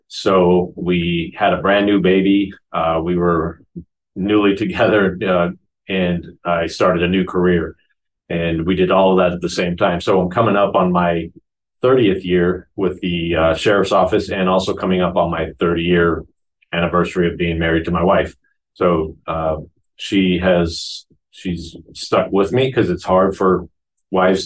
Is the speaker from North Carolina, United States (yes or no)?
no; Phoenix, Arizona, United States; also born or lived in Queen Creek, Arizona; So I was born in Phoenix, Arizona. And my mom and dad at the time lived in what is now referred to as South Phoenix, along with my grandparents lived in the area as well. Grew up there, and all the way through my freshman year of high school was in Phoenix.